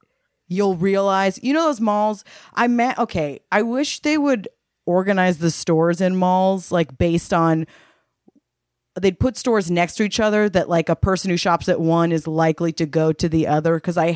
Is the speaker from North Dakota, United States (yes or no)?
no; California, United States; because we're all from California, that it's way more common for us that like you just went to the movies to do that because we didn't have basements.